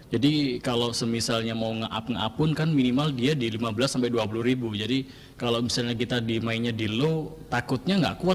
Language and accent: Indonesian; East Java, Indonesia; kota saya kota apel.